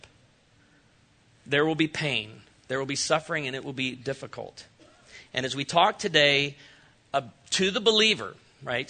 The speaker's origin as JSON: {"language": "English", "town": "Chicago", "region": "Illinois", "country": "United States", "tie": "born or raised there", "said": "I was raised in Chicago"}